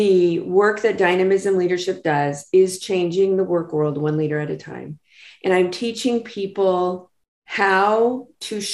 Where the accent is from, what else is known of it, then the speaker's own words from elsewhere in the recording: Los Angeles, California, United States; moved away as an adult; now in San Diego, United States; I grew up in Los Angeles and I moved down here to finish my undergrad and I stayed